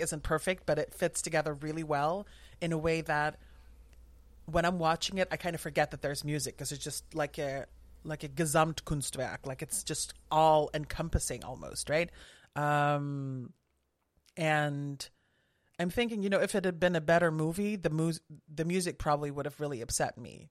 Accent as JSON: {"language": "English", "region": "southern Netherlands", "country": "Netherlands", "tie": "born or raised there", "said": "I grew up in the Netherlands, in the south of the Netherlands"}